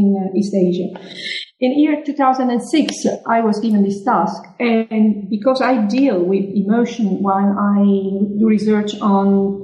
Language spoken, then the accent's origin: English; Palermo, Sicily, Italy; also born or lived in Lecce; the university of my own hometown, which is Palermo in Sicily